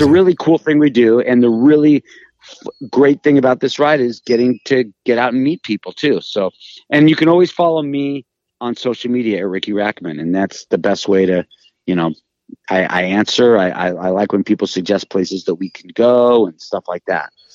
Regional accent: Los Angeles, California, United States; I'm from Hollywood.

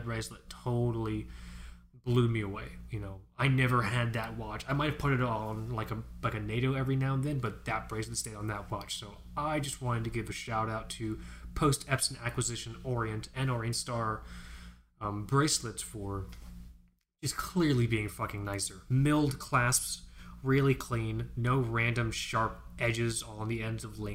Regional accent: South Florida, United States; I grew up in South Florida. We both grew up in South Florida

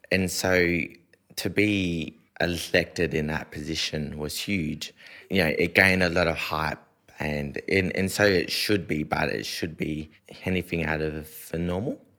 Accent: Australia; I was leaving Australia for the first time

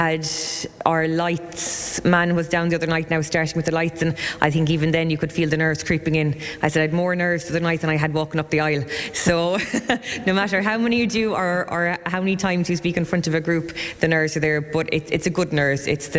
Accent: Clonlara, Munster, Ireland; I'm born and bred in Clonlara, so just over the bridge from the community hall where Scythe is on

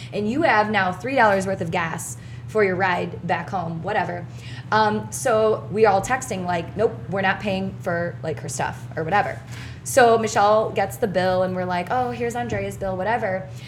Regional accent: Indiana, United States; I'm from Indiana

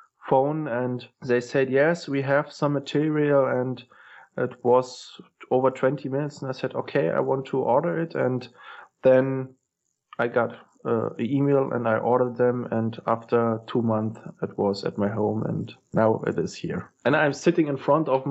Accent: Germany; English is a second language; now in Berlin, Germany; I was born in the Russian sector on the GDR.

